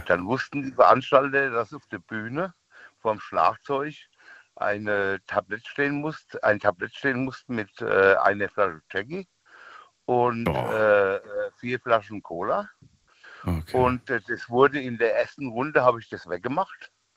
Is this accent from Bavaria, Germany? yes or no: yes; near Aschaffenburg, Bavaria, Germany; Ich komme aus der Nähe von äh, Aschaffenburg.